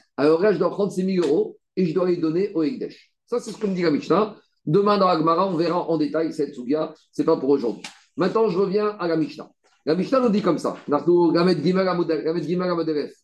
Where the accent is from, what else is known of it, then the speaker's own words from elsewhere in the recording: France; on est français